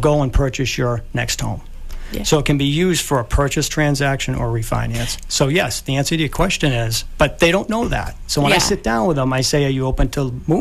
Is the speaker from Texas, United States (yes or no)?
no; Pembroke, Massachusetts, United States; also born or lived in Scituate, Massachusetts; I grew up in Pembroke. Yep. Grew up in North Pembroke as a kid. And live in Scituate now.